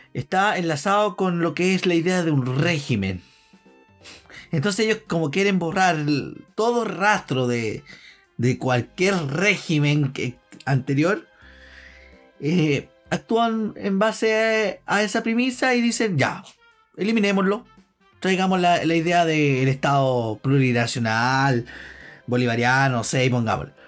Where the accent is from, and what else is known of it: Chile